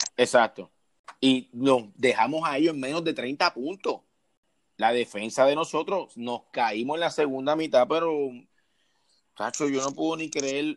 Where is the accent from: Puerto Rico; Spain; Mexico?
Puerto Rico; San Juan; soy de San Juan, Puerto Rico, la capital de ella